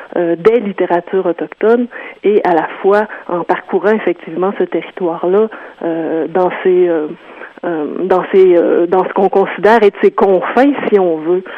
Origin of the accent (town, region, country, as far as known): South Shore, Quebec, Canada